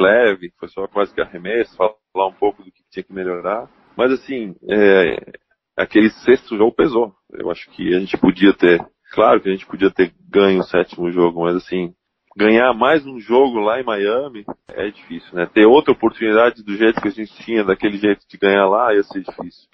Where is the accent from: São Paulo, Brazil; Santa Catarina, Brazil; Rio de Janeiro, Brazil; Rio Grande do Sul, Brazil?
Santa Catarina, Brazil; Blumenau; como brasileiro, como blumenauense, como catarinense